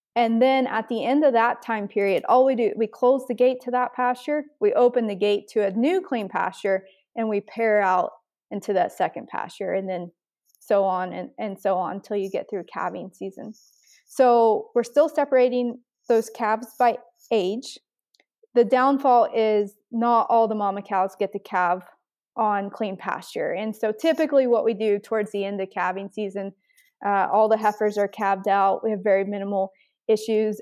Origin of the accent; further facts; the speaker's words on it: United States; moved away as an adult; now in Canada; I'm actually originally from the States. I grew up on a commercial cow calf operation